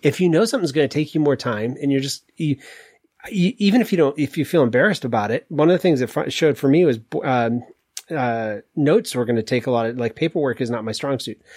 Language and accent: English; Maine, United States; I moved to Maine at six months after I was born